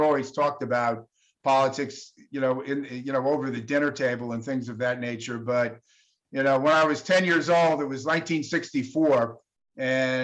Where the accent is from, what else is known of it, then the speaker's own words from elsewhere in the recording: Sag Harbor, New York, United States; I grew up in Sag Harbor. I've been in Sag Harbor my entire life